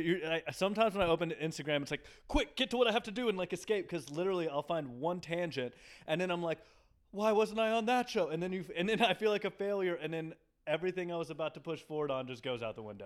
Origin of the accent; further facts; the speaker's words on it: Nashville, Tennessee, United States; also born or lived in Dallas; now in New York, United States; I'm from Nashville